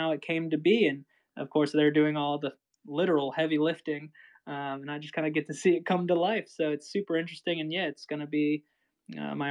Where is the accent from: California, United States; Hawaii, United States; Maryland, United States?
Maryland, United States; I grew up in Maryland here